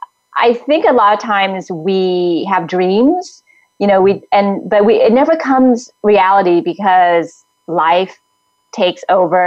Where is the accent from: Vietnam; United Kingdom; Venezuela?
Vietnam; I mean, I came from Vietnam all the way here